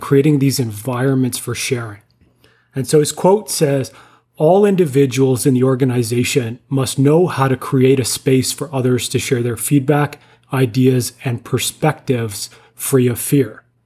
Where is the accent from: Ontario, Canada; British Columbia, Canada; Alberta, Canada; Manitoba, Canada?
Ontario, Canada; Ottawa; I grew up in Ottawa, so I, I was a Sens fan